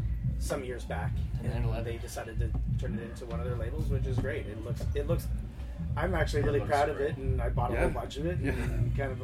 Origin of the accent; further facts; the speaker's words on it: Windsor, Ontario, Canada; we're from Windsor, Ontario.